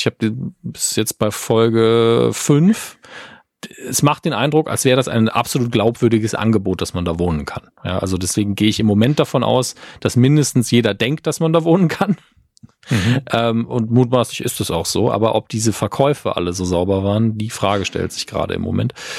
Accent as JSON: {"language": "German", "town": "Merzig", "region": "Saarland", "country": "Germany", "tie": "born or raised there", "moved": "yes", "said": "Ist ja meine alte Heimat"}